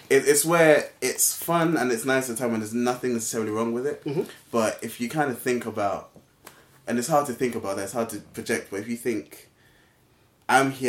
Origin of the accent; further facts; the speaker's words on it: Ghana; I, I came from Ghana. We paid to go to school.